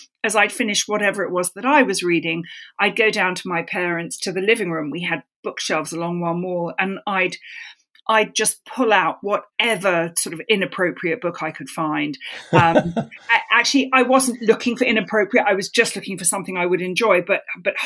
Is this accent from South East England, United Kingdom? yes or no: no; London, United Kingdom; moved away; I grew up in London London is like a series of villages all knitted together. So my village was Hampstead